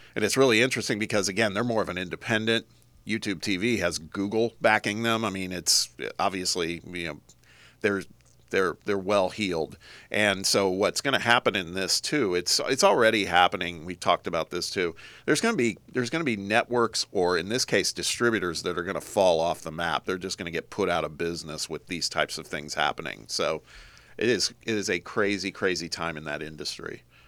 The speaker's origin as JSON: {"language": "English", "town": "Indianapolis", "region": "Indiana", "country": "United States", "tie": "born or raised there", "said": "living in Indianapolis"}